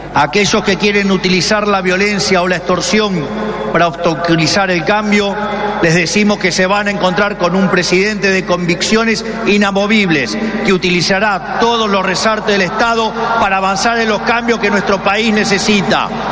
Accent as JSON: {"language": "Spanish", "country": "Argentina"}